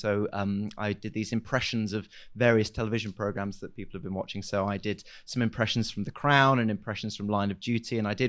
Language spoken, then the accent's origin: English; Huddersfield, Yorkshire and the Humber, United Kingdom; So I grew up in Huddersfield, which is just there.